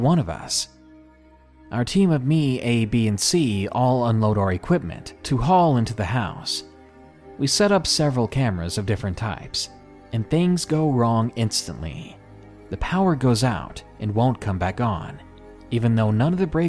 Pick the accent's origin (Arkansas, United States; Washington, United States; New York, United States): Arkansas, United States; my home state of Arkansas